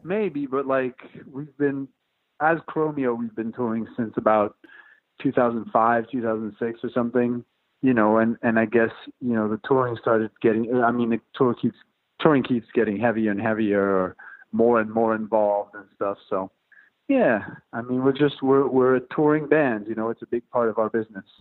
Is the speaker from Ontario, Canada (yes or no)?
no; Montreal, Quebec, Canada; now in New York, United States; I moved out from Montreal in 2002